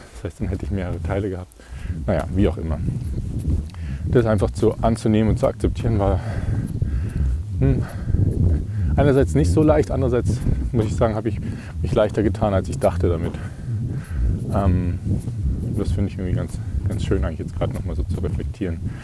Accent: Ingolstadt, Bavaria, Germany; in meiner Heimatstadt in Ingolstadt

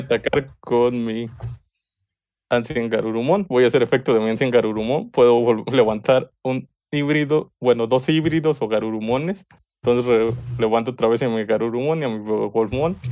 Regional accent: Mexico; soy mexicano

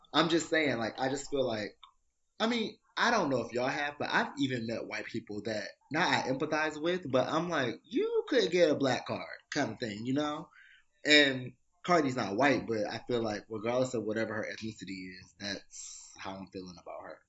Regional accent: Detroit, Michigan, United States; now in New York, United States; I'm from Detroit.

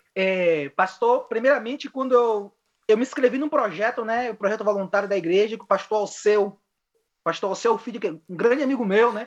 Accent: Bahia, Brazil; moved away as an adult; now in Chile; sou natural da Bahia

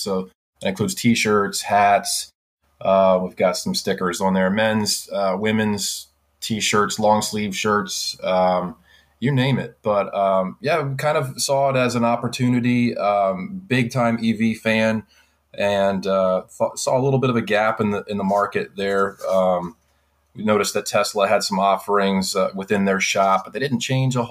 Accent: Florida, United States; moved away; I'm from Florida originally

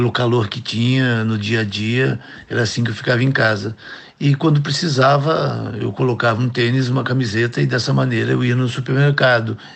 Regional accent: Itapeva, São Paulo, Brazil; also born or lived in Rio de Janeiro / Angola; morei a minha vida inteira em São Paulo, também morei no Rio, em Angola, na África, mas eu sou essencialmente itapevense.

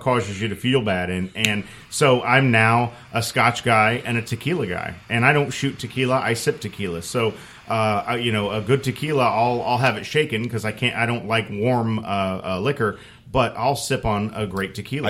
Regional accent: Muncie, Indiana, United States; moved away; I'm an Indiana boy. I grew up, I grew up in Muncie, which is just a little north of there

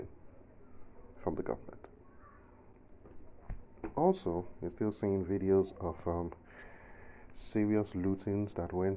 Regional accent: southern Nigeria, Nigeria; accent: Southern Nigerian; I'm a Southerner. That should be obvious anyway, if you're familiar with Nigeria from the accent

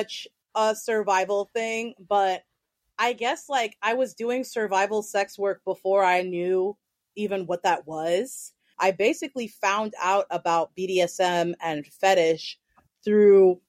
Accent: New York City, New York, United States; also born or lived in Eugene, Oregon; I was born and raised in New York City. I have lived here my entire life except for a year and a half that I lived in Eugene, Oregon when I was 13

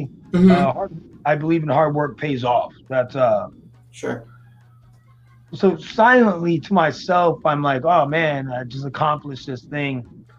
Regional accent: Florida, United States; also born or lived in Brooklyn, New York / Long Island, New York; So, I'm originally from Brooklyn, and then when I got adopted, I moved over to Long Island, and then my mom, she was an older woman, so when she went for retirement, she wanted to come to Florida. So I basically grew up in Florida.

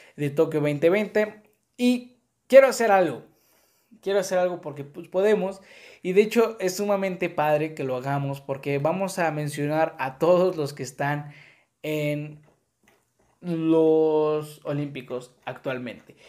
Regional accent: Mexico; así somos los mexicanos

